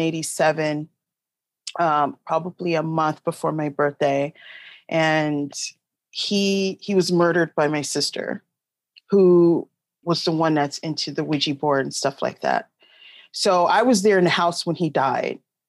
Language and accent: English; Long Beach, California, United States; I'm from Long Beach, California